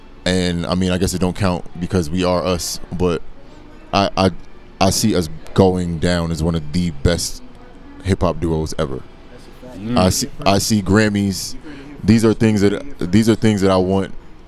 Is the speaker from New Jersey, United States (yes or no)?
yes; New Jersey, United States; I'm from New Jersey